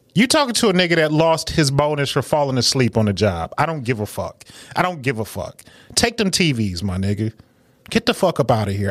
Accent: Detroit, Michigan, United States; growing up in Detroit

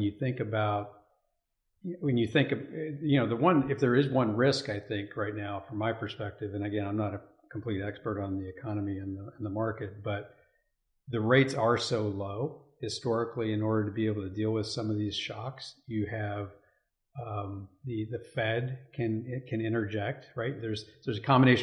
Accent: Elizabethtown, Kentucky, United States; also born or lived in Massachusetts; I grew up in Elizabethtown, Kentucky

